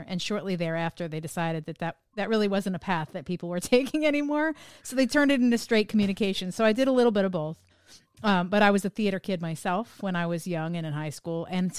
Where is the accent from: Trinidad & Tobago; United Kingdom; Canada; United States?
United States; New Jersey; Most of our friends growing up in New Jersey either did that or they went to New York